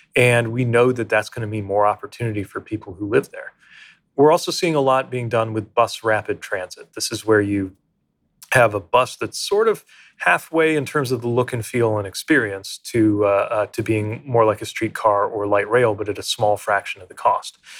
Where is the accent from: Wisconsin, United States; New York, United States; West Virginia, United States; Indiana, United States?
Indiana, United States; South Bend; the community where I grew up in South Bend, Indiana